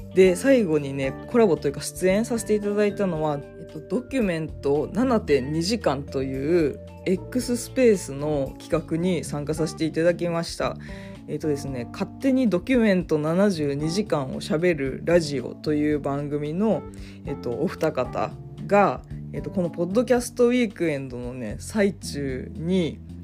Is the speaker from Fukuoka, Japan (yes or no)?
yes; Fukuoka, Japan; moved away; 私の出身の福岡県